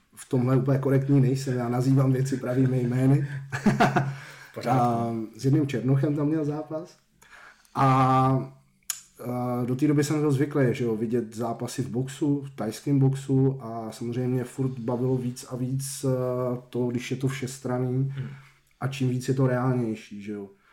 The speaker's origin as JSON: {"language": "Czech", "town": "Rakovník", "region": "Central Bohemian Region", "country": "Czechia", "tie": "born or raised there", "moved": "yes", "lives_now": "Hradec Králové, Czech Republic", "said": "A na sídlišti jsem vyrůstal v Rakovníku"}